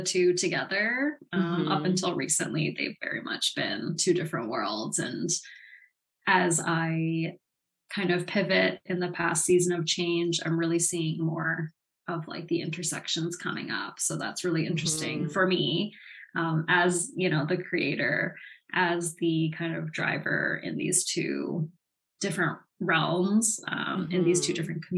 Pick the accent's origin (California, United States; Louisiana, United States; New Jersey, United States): California, United States; Los Angeles; now in Vancouver, Canada; I was born on Tongva territory, also known as Los Angeles